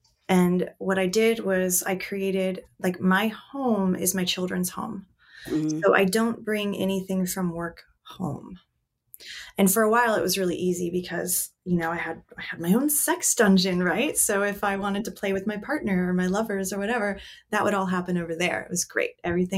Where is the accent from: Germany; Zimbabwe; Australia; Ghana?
Germany; now in United States; I was born and raised in Germany. And so I consider myself half German.